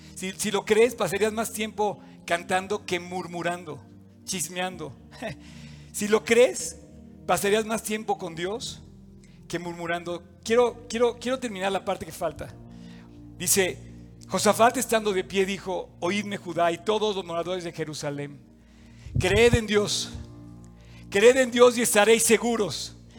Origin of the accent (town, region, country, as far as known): Mexico